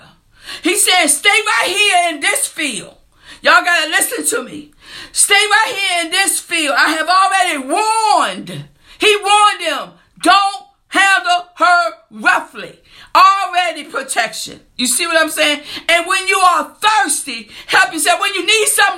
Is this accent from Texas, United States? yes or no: no; New Kent County, Virginia, United States; I'm from New Kent County